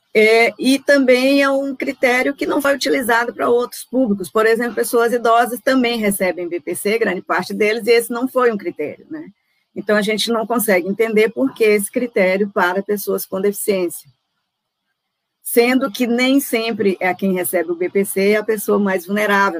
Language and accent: Portuguese; Brazil